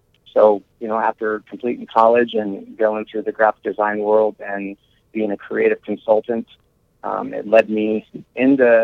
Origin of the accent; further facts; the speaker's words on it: Iowa, United States; I was raised here in Iowa.